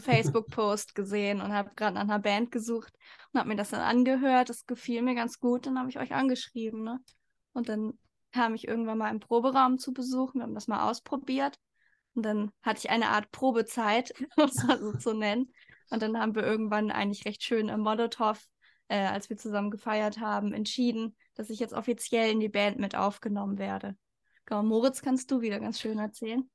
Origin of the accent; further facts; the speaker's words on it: Hamburg, Germany; ich komme auch aus Hamburg